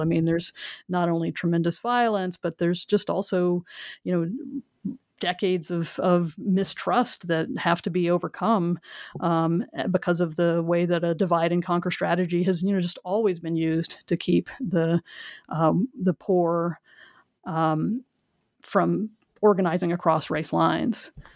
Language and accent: English; Houston, Texas, United States; moved away as an adult; also born or lived in Northern Alabama / Chapel Hill, North Carolina; I grew up in the Houston area